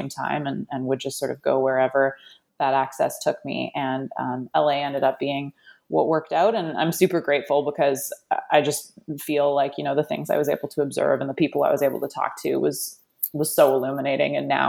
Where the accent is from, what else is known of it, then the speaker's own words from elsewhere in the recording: Canada; now in United States; growing up in Canada, there's a lot of similarities between Canada and the U.S.